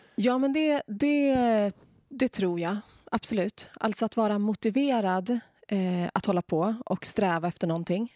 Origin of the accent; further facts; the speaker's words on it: Umeå, Västerbotten County, Sweden; moved away as an adult; now in Åre, Sweden; Idag lever jag livet här i Åre jag är från Umeå ursprungligen